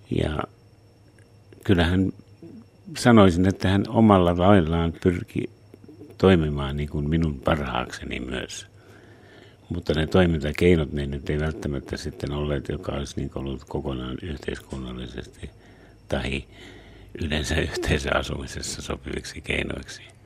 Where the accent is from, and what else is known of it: Savonia, Finland; born or raised there; also born or lived in Lapua, Finland / United States